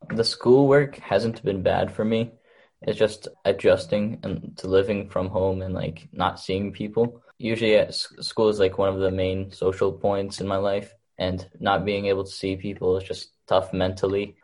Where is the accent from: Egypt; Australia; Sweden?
Egypt; now in Chelmsford, United States; I was born in Egypt